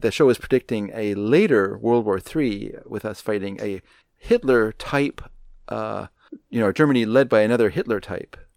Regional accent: Canada; I grew up in Canada

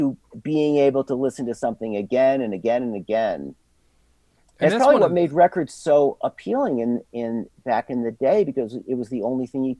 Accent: Endicott, New York, United States; I grew up entirely in Endicott.

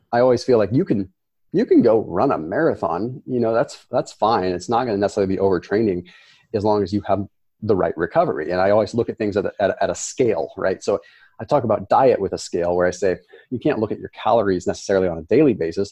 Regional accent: Sonoma, California, United States; I was born and raised in Sonoma, California.

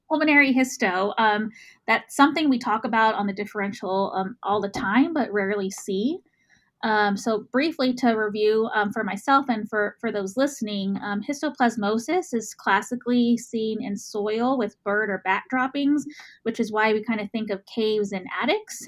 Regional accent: Texas, United States; accent: Texas; my Texas accent

